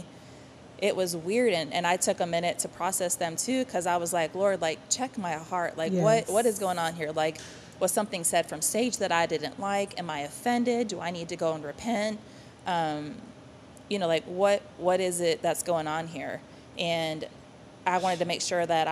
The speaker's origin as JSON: {"language": "English", "region": "Wisconsin", "country": "United States", "moved": "as an adult", "lives_now": "Texas, United States", "said": "I'm from Wisconsin originally."}